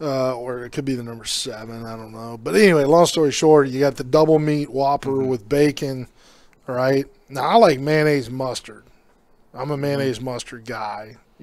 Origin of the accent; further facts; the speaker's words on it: Kingsville, Texas, United States; I grew up in Kingsville, Texas.